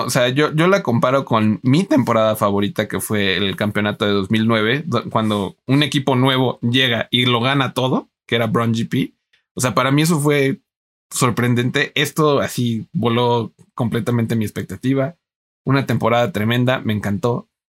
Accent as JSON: {"language": "Spanish", "country": "Mexico", "said": "aquí en México"}